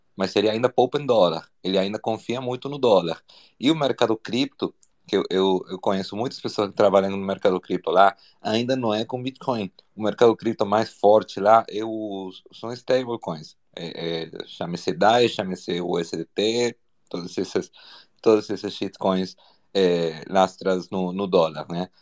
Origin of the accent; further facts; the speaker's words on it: Argentina; Portuguese is a second language; now in Brazil; eu sou argentino